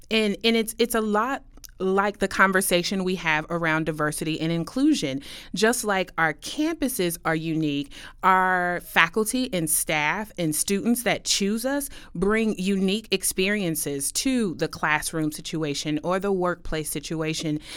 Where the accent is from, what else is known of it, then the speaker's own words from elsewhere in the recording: Kansas City, Missouri, United States; moved away as an adult; now in Westchester, United States; I'm originally from Kansas City, Missouri